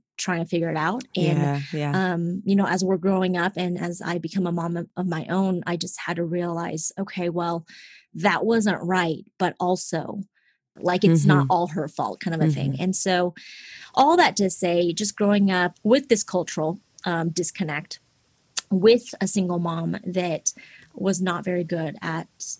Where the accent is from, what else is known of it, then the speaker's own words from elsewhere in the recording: Seattle, Washington, United States; English is a second language; moved away; I was born and raised in Seattle, Washington.